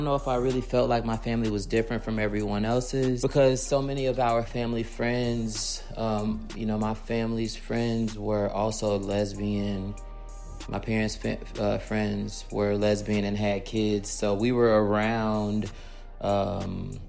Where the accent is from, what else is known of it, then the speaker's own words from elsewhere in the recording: Chicago, Illinois, United States; I grew up near Austin, Belmont Cragen, also like Division of Pulaski, North Avenue of Pulaski. So west side of Chicago